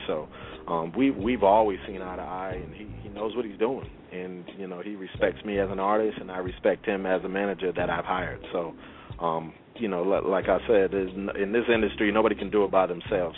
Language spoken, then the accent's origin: English; Brockton, Massachusetts, United States; I was born in Brockton, Massachusetts